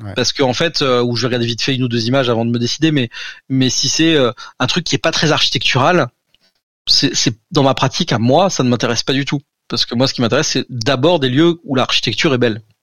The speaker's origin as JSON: {"language": "French", "area": "Alsace", "region": "Grand Est", "country": "France", "tie": "born or raised there", "said": "je suis alsacien"}